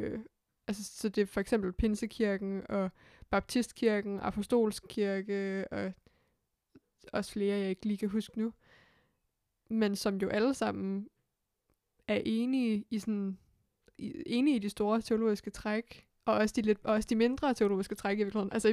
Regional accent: Hillerød, Capital Region of Denmark, Denmark; jeg voksede op i Hillerød

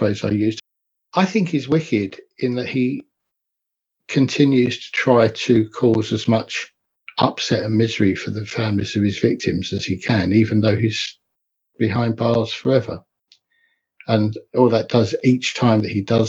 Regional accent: Enfield, London, United Kingdom; I grew up in North London in Enfield

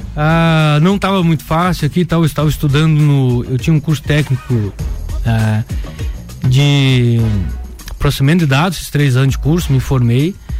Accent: São José do Cerrito, Santa Catarina, Brazil; moved away as an adult; also born or lived in Timbó; now in Lages, Brazil; Eu sou, sou caruense. Nascido em São José de Serrito

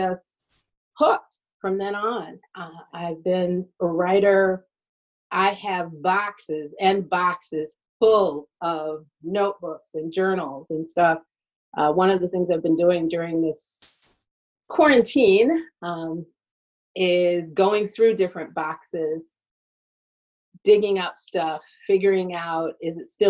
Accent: Detroit, Michigan, United States; I was at Friends School in Detroit. It was a Quaker school that used to be down at by Lafayette and St. Aubin. And I was attending there

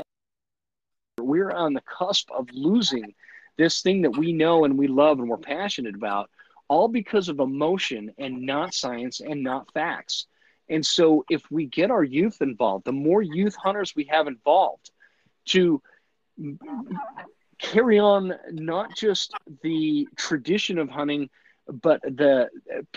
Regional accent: United States; as an American

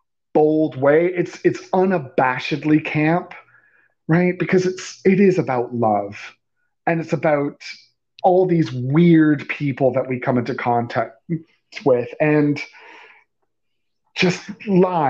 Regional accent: England, United Kingdom; I'm English.

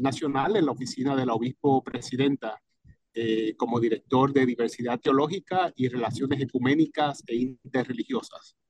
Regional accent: Cataño, Puerto Rico; now in Alexandria, Virginia, United States; mi pueblo de Cataño

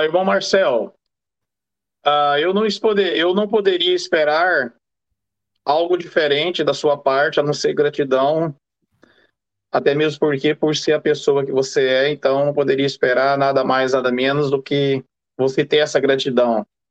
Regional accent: Brazil; now in England, United Kingdom; eu sou brasileiro, sou casado, vivo aqui na Inglaterra há muitos e muitos anos

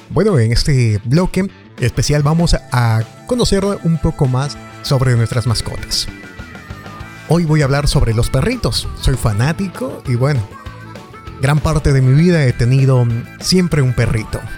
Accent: Ecuador; Soy de Ecuador y me alegra mucho hacer esto

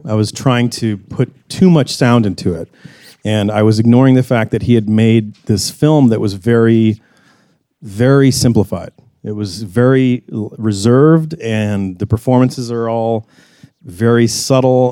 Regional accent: the South, United States; growing up in the South

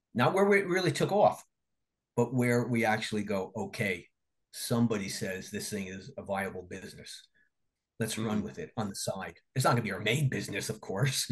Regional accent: New Jersey, United States; I'm from Jersey and I used to go to Atlantic City all the time

